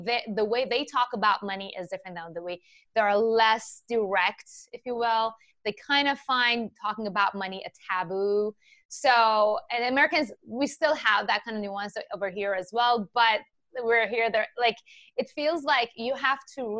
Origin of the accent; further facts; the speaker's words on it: Iran; English is a second language; also born or lived in Japan; now in United States; I was born and raised in Iran